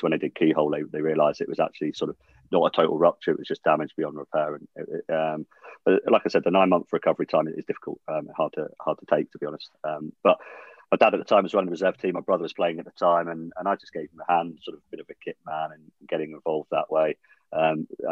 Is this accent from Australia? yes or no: no; Jersey; growing up in Jersey